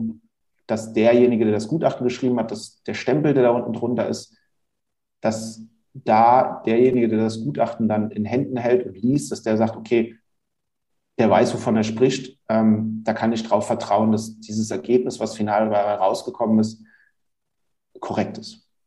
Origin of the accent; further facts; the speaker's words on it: Hunsrück, Rhineland-Palatinate, Germany; also born or lived in Mainz / Bingen / Bad Kreuznach; Inzwischen bin ich wieder in meine alte Heimat, wo ich auch groß geworden bin, äh, gezogen, nämlich in den schönen Hunsrück